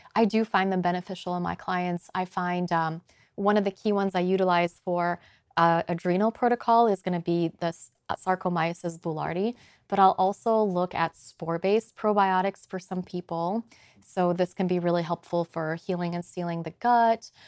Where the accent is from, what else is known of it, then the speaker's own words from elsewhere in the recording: Poland; moved away; also born or lived in Boulder, Colorado / Chicago; I'm from Poland originally